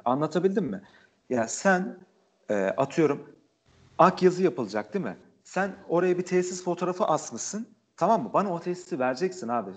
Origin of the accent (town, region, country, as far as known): Trabzon, Turkey